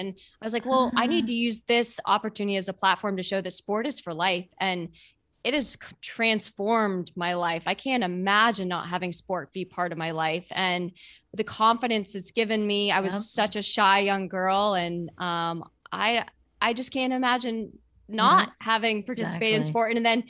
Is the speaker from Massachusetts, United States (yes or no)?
yes; Boston, Massachusetts, United States; I grew up in Boston and I've run it.